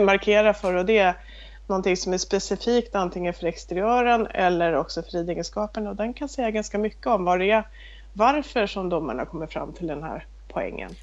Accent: Stockholm, Stockholm County, Sweden; moved away as an adult; now in Småland, Sweden; jag kommer ursprungligen från Stockholm men har bott här nere, nu är det snart 25 år som jag bott på den här gården.

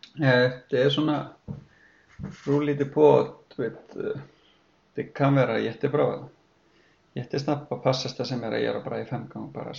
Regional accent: Iceland; moved away as an adult; now in Sweden; jag kommer från Island och uppflyttade hit med min fru

